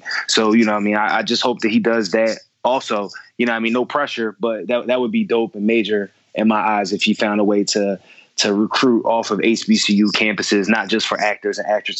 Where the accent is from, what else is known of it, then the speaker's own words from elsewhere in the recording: Philadelphia, Pennsylvania, United States; this might be the Philly in me